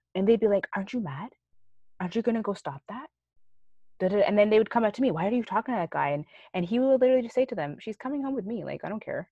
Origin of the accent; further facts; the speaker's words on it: Canada; we grew up here in Canada